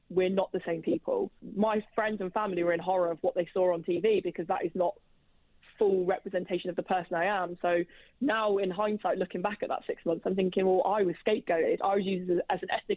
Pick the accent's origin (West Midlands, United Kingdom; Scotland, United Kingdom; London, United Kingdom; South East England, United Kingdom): South East England, United Kingdom; Oxford; accent: Oxford; my accent comes from Oxford